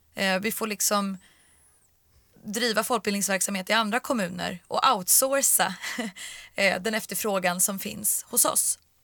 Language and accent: Swedish; Stockholm, Stockholm County, Sweden; jag är från Stockholm